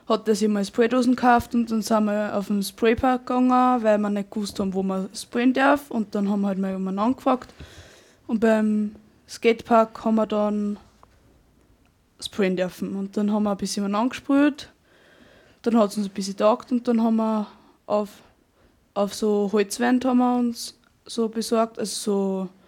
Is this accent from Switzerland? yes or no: no; Oberschlierbach, Upper Austria, Austria; also born or lived in Steyr; Ähm, ich bin aus Oberschlierbach und bin aber in Steyr geboren.